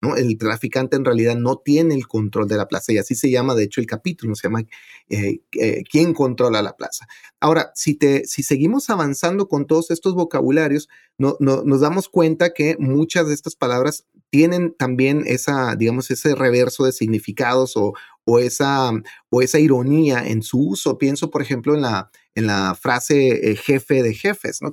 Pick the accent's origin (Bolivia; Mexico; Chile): Mexico; Ciudad Juárez, Chihuahua; donde yo nací, en Ciudad Juárez